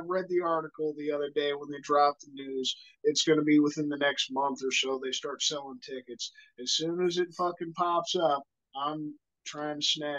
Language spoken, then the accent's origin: English; Kansas City, United States; we're fucking from Kansas City.